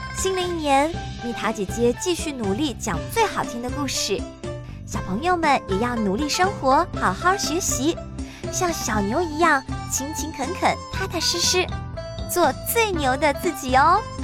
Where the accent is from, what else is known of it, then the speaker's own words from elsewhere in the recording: China; 我们中国人